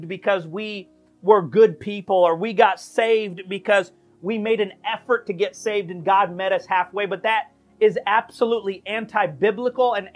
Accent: United States; we are Americans

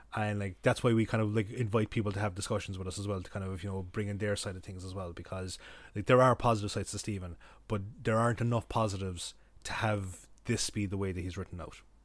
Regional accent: Kerry, Munster, Ireland; now in Cork, Ireland; I'm from Kerry

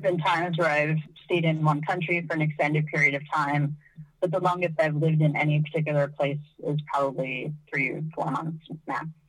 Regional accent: United States; moved away; my home country, which is the U.S.

